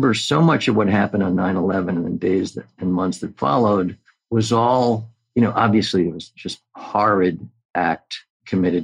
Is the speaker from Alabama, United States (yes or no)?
no; New York, United States; as a New Yorker